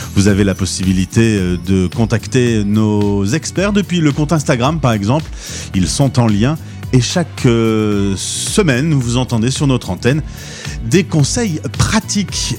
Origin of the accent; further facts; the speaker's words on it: France; nous, les Français, à New York